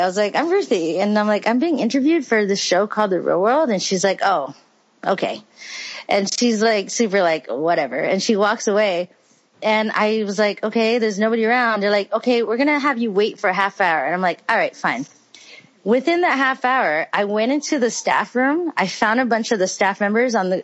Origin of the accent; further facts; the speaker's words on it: Hawaii, United States; moved away as an adult; I'm from Hawaii. I grew up in a foster home